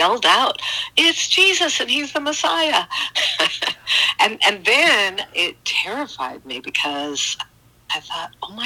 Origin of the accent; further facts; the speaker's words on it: Sterling, Illinois, United States; Outside Chicago. In Sterling, Illinois